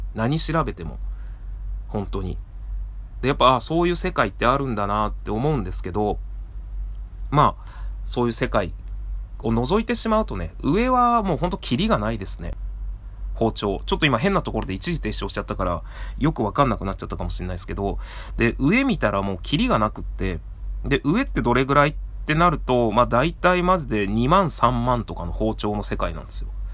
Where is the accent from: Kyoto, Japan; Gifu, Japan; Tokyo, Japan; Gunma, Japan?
Gifu, Japan; Seki; 僕の出身の岐阜県の関市というところが刃物で有名な町で